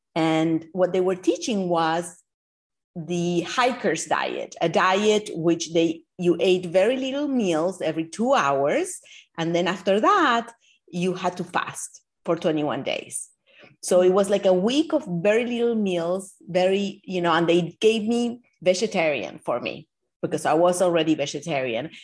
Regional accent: Argentina; now in Miami Beach, United States; growing up in Argentina

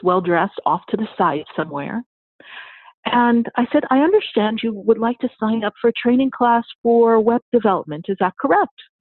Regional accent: New York, United States; moved away; I'm from New York

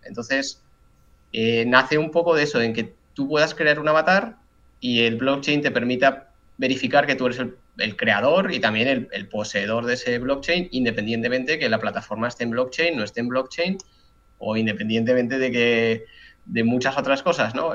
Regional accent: Zaragoza, Aragon, Spain; cuando me volví a Zaragoza, que yo soy de aquí de España

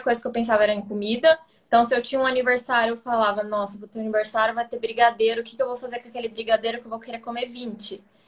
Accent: Ribeirão Preto, São Paulo, Brazil; moved away as an adult; now in São Paulo, Brazil; eu sou do interior de São Paulo, de Ribeirão Preto, mas hoje eu moro em São Paulo faz

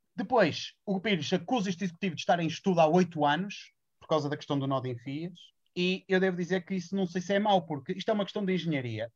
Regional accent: Braga, Norte, Portugal; eu sou de Massiminos e também vivo

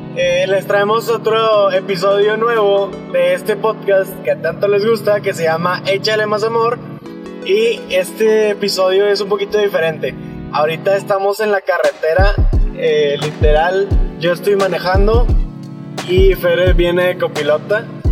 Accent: Monterrey, Nuevo León, Mexico; Somos de Monterrey

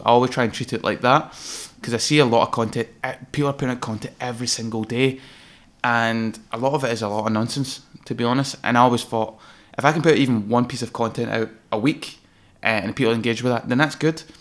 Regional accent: Greenock, Scotland, United Kingdom; moved away as an adult; also born or lived in London; working from my hometown, which is Gurruck in Inverclyde, beautiful little coastal

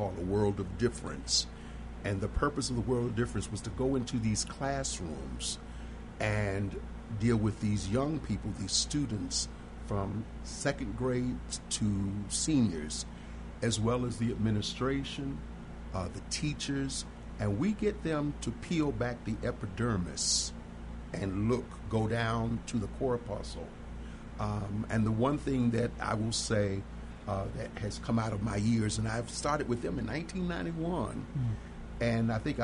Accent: Baltimore, Maryland, United States; born or raised there; now in Chicago, United States

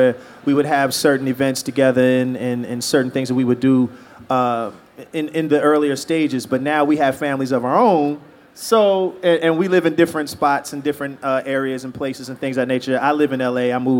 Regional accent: Philadelphia, Pennsylvania, United States; moved away as an adult; now in Los Angeles, United States; I'm from Southwest Philadelphia

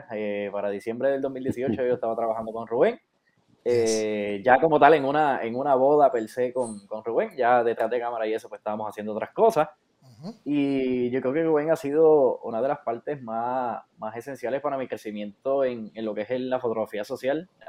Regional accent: Bayamón, Puerto Rico; Así que soy de Bayamón, así que tengan

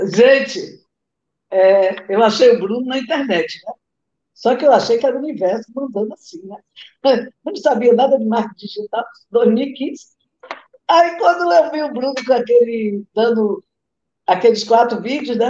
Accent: Rio de Janeiro, Brazil; now in Natal, Brazil; eu moro em Natal, mas sou carioca, gente. Nasci aí no Rio de Janeiro.

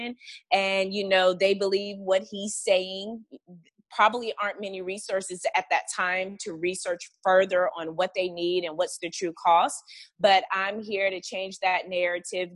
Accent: Montgomery, Alabama, United States; growing up in Montgomery, Alabama

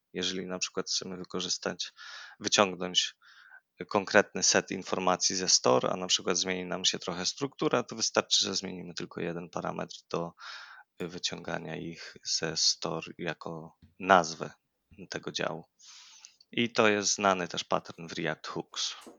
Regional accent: near Lublin, Lublin Voivodeship, Poland; moved away as an adult; now in Kraków, Poland; pochodzę z okolic Lublina, od ponad trzech lat mieszkam w Krakowie

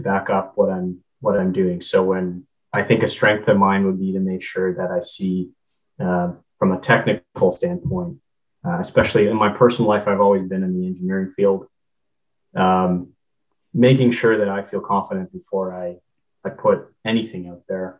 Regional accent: Canada; I'm Canadian

